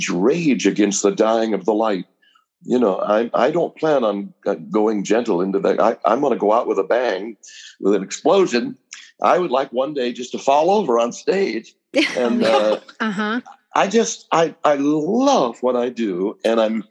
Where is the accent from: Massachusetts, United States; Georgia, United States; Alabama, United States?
Massachusetts, United States; West Bridgewater; also born or lived in Hollywood; now in Sandwich, United States; I was coming back to New England because I grew up in West Bridgewater, Mass, outside of Brockton